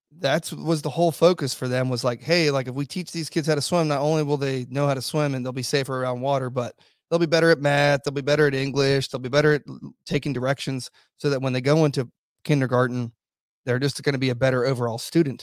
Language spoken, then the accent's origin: English; Virginia Beach, Virginia, United States; in my hometown, we got the biggest naval base in the whole entire world.